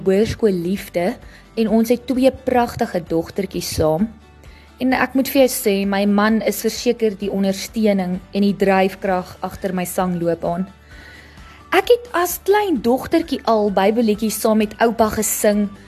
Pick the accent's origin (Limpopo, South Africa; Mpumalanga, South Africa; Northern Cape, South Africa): Limpopo, South Africa; Phalaborwa; moved away as an adult; now in Nelspruit, South Africa; Ek het groot geword in Palaborwa. Dis 'n klein dorpie in Limpopo.